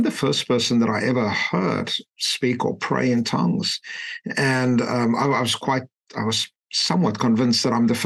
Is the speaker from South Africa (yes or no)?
yes; Klerksdorp, North West, South Africa; moved away; I grew up in a tiny little mining town and what at that point in time was the Western Transvaal. Today, Northwest Province, a little town called Klerksdorp.